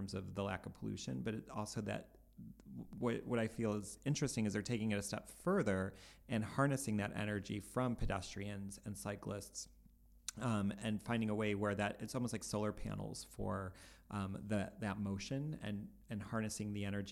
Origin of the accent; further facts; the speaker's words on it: Cleveland, Ohio, United States; we're from Cleveland